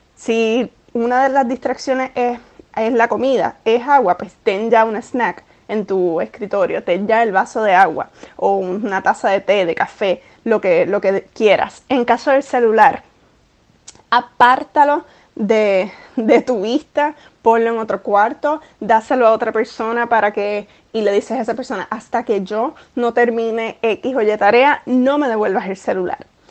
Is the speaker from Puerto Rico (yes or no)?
yes; Puerto Rico; moved away as an adult; now in New York, United States; Puerto Rico, donde yo nací, me crié, estudié, 28 eh, años de mi vida estuve viviendo en Puerto Rico